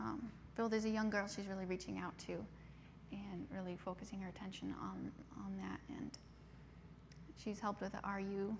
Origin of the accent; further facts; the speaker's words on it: Cameroon; So then we grew up in the English part. So we spoke like a kind of a British English, and also pidgin English.